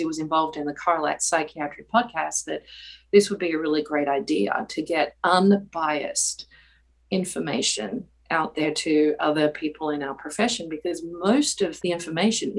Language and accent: English; Australia; now in North Carolina, United States; I'm originally from Australia, and I grew up there